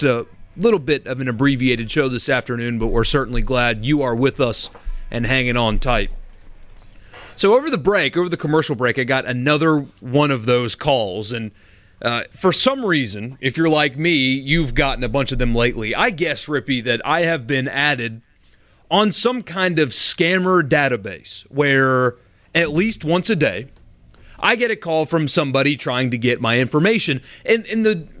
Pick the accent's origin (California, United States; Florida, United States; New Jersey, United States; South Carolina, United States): South Carolina, United States; Greenville; moved away; Greenville, South Carolina, my hometown